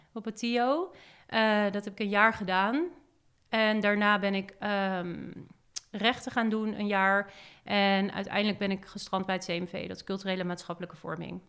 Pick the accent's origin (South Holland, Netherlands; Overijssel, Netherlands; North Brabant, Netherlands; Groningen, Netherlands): South Holland, Netherlands; Hillegom; also born or lived in Amsterdam; daar ben ik opgegroeid in Hillegom